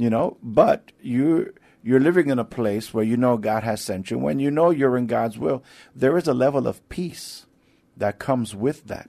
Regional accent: New York, United States; moved away as an adult; now in San Antonio, United States; I'm not from here, but I've been here for, uh, some eighteen years now. I'm, I'm from New York

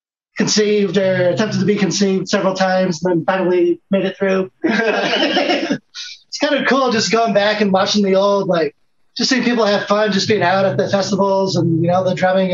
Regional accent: Northwest Ohio, United States; growing up in Northwest Ohio, had my first $10, you know, from allowance or whatever.

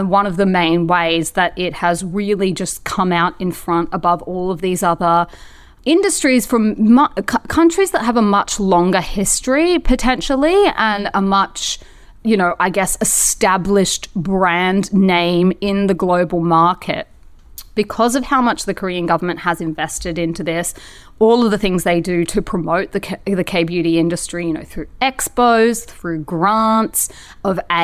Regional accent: Brisbane, Queensland, Australia; moved away; Brisbane, in case you don't know already, is actually where I was born. It's my hometown.

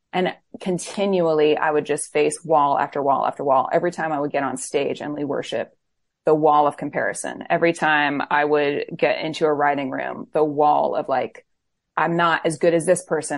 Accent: Florida, United States; also born or lived in Camden, New Jersey; now in Nashville, United States; I was born in Camden, New Jersey, but grew up in Florida, so I'm a Floridian

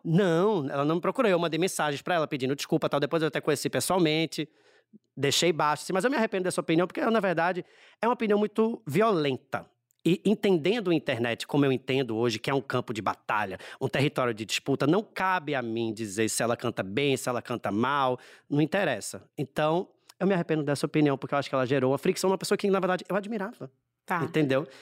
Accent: Recife, Pernambuco, Brazil; accent: Nordestino; Recifense, cem por cento recifense. Meus pais são da Paraíba, mas eu nasci no Recife já.

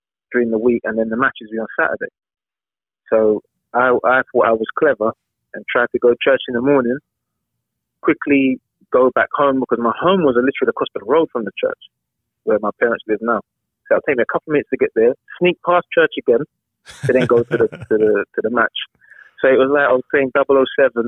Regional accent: London, United Kingdom; I grew up in Southeast London, a place called Catford

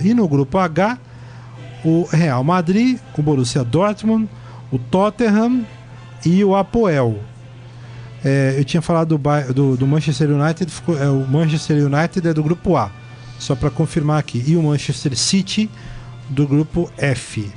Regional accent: Brazil; a gente, como brasileiro

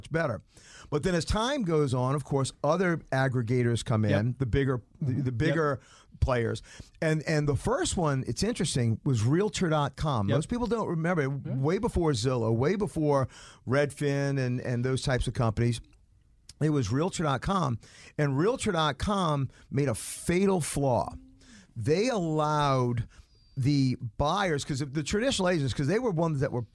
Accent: New Orleans, Louisiana, United States; now in Atlanta, United States; I'm originally from New Orleans

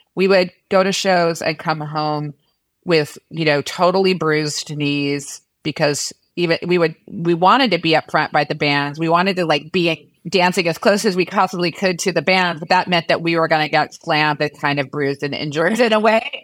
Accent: Washington, District of Columbia, United States; grew up in Washington, D C

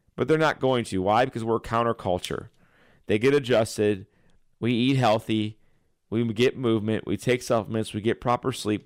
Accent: Chesterfield, Missouri, United States; I grew up in Chesterfield, right down the street from Logan College

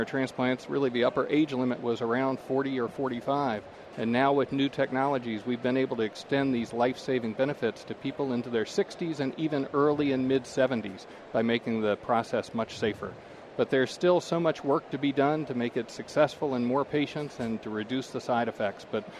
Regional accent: Kentucky, United States; moved away as an adult; now in Boston, United States; I'm originally from Kentucky, okay. So coming up to the North was quite a change.

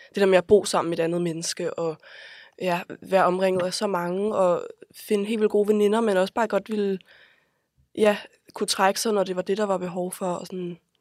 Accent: Copenhagen, Capital Region of Denmark, Denmark; jeg er vokset op på Vesterbro de første år af mit liv

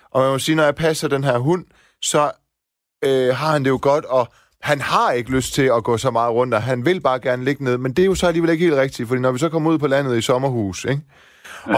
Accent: Silkeborg, Central Denmark Region, Denmark; moved away; Jeg er vokset op også i Vildekvarter i Silkeborg med baghave ud til skov.

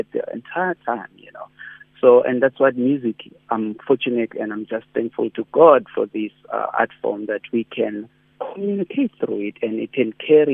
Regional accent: South Africa

